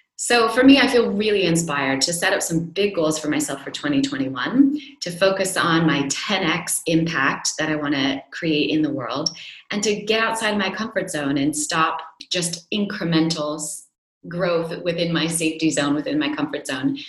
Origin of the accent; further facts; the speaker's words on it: United States; now in Europe; as an American